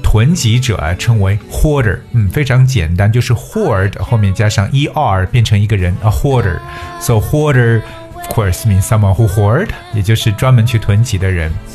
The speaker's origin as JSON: {"language": "Chinese", "country": "China", "said": "有很多对我们中国人来讲，简直就是 eye opening 开眼界的东西"}